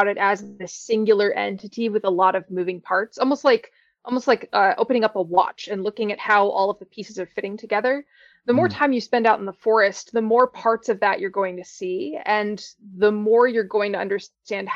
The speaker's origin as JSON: {"language": "English", "area": "Pocono Mountains", "region": "Pennsylvania", "country": "United States", "tie": "born or raised there", "said": "I grew up in the Pocono Mountains in Pennsylvania"}